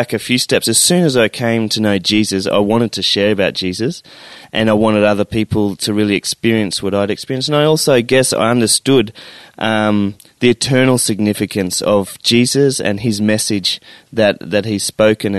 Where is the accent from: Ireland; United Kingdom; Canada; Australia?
Australia; Stanthorpe, Queensland; my first job outside of university was back into my hometown of Stanthorpe